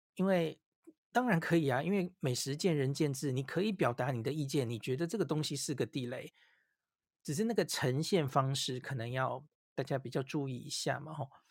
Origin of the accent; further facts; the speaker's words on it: Taiwan; 我们台湾人